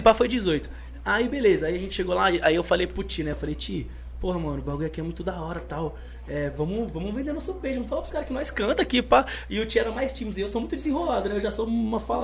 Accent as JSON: {"language": "Portuguese", "town": "Osasco", "region": "São Paulo", "country": "Brazil", "tie": "born or raised there", "also_born_or_lived": "Piauí", "said": "eu sou de Osasco porque eu sou criado lá a vida inteira. Mas eu nasci no Piauí"}